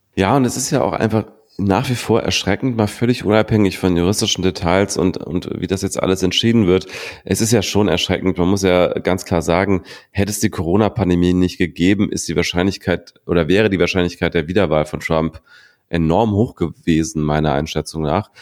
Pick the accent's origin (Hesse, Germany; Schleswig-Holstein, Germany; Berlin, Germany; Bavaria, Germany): Berlin, Germany; Ich als Berliner